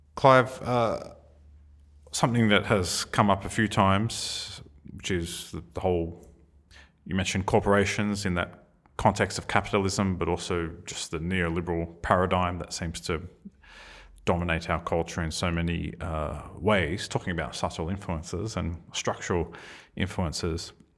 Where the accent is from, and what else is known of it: Australia